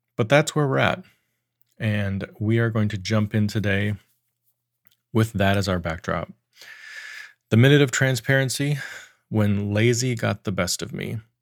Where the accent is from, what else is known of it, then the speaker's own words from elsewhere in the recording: Wyoming, United States; I grew up in Wyoming